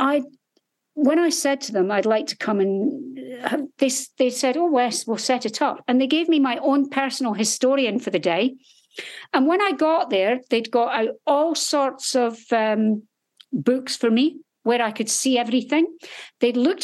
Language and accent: English; Scotland, United Kingdom; I was in the military, but I was actually a nurse in the Royal Navy, and I'm from Scotland